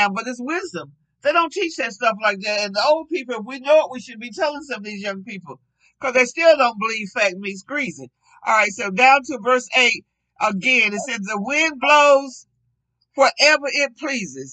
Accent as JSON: {"language": "English", "region": "the Jim Crow South", "country": "United States", "tie": "born or raised there", "said": "I grew up in a segregated country. I grew up in the Jim Crow country"}